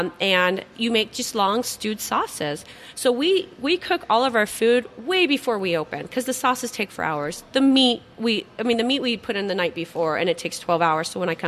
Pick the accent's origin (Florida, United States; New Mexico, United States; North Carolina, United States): New Mexico, United States; Las Cruces; moved away; the town I grew up in, Las Cruces.